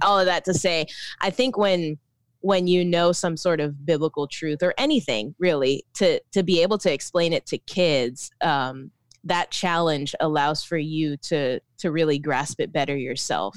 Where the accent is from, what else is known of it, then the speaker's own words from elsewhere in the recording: Orlando, Florida, United States; moved away as an adult; also born or lived in Philippines; now in Tampa, United States; I was raised in Orlando, uh, and born in the Philippines, but most of my life was in Orlando.